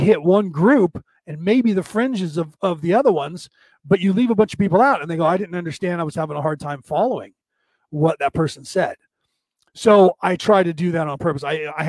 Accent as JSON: {"language": "English", "country": "Ireland", "said": "It's just being Irish, I go on a lot longer than some people's patience"}